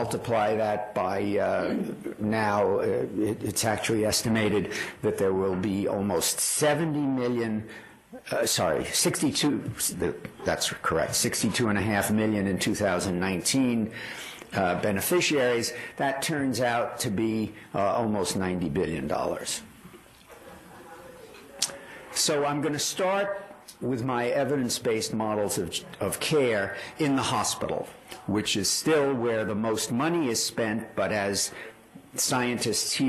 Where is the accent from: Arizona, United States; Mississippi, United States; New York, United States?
New York, United States; I grew up in New York